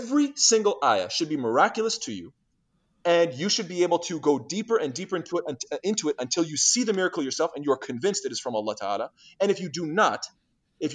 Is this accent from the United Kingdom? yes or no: no; Canada; I'm Canadian